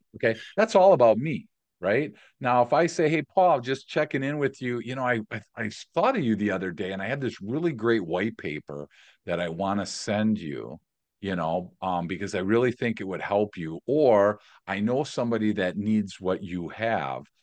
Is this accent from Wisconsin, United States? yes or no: yes; Milwaukee, Wisconsin, United States; also born or lived in San Diego; Born and raised in Milwaukee